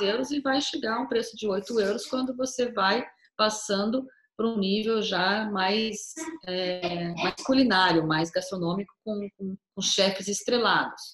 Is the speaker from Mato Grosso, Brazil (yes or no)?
yes; Cuiabá, Mato Grosso, Brazil; moved away as an adult; now in Belgium; Eu sou do Mato Grosso, de Cuiabá